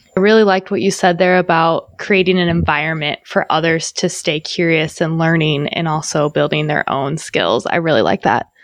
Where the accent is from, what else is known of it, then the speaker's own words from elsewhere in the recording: Illinois side of St. Louis, United States; moved away; also born or lived in Milwaukee; I'm from the Illinois side, but yeah, okay. I'm from the area